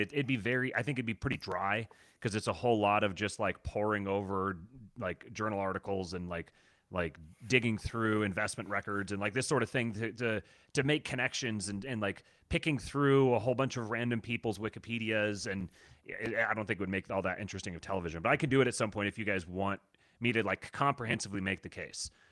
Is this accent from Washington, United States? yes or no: yes; Seattle, Washington, United States; growing up in Seattle like I did